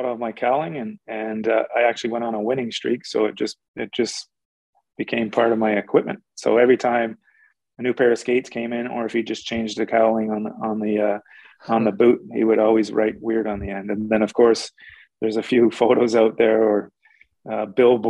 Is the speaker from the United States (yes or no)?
no; Toronto, Ontario, Canada; moved away as an adult; also born or lived in Oshawa, Canada; now in Vancouver, Canada; I grew up in Toronto